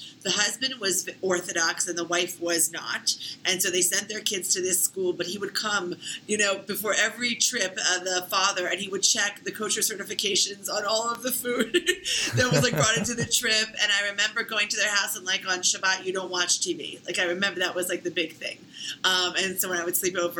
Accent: Philadelphia, Pennsylvania, United States; I was born in Northeast Philly and then raised in the suburbs.

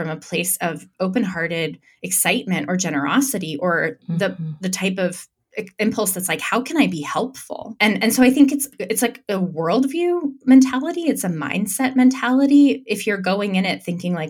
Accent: Santa Fe, New Mexico, United States; I was raised in Santa Fe, New Mexico, which is an artist colony.

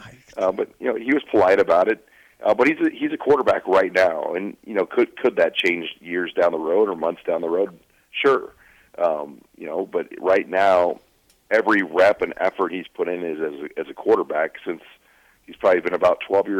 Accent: Omaha, Nebraska, United States; I grew up in Omaha

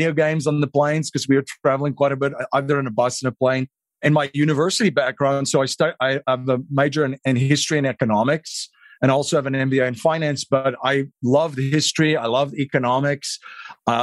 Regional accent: South Africa; moved away as an adult; now in United States; I grew up in South Africa

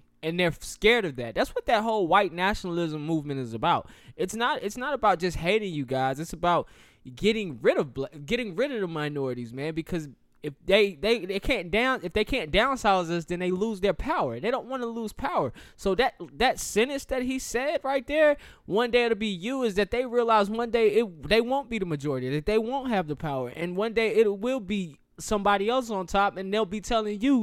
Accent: the South, United States; I'm from the South

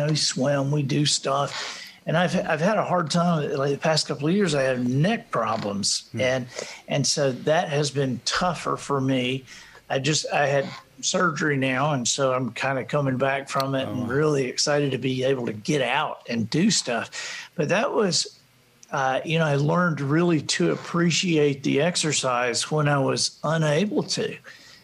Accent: Alabama, United States; We're from Alabama

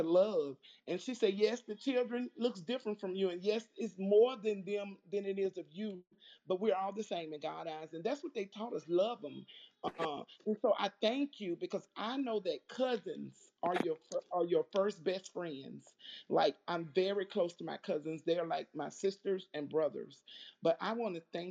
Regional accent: Birmingham, Alabama, United States; I'm from Birmingham, Alabama

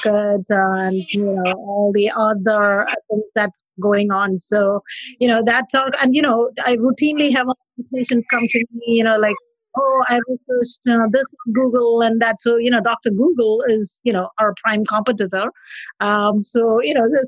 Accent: India; now in New Orleans, United States; I'm originally from India. I am currently practicing in New Orleans.

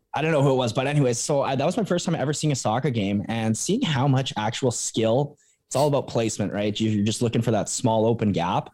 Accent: Calgary, Alberta, Canada; Calgary, my hometown

